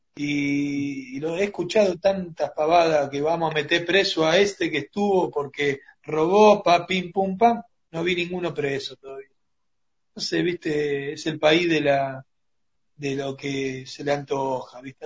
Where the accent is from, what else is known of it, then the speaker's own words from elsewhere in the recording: Argentina; nosotros como argentinos